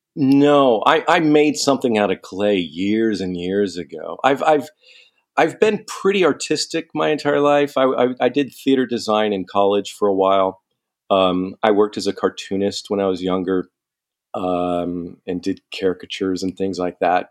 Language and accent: English; San Diego, California, United States; moved away as an adult; I'm from San Diego, and I, I used to live all over the place. So, I came back home here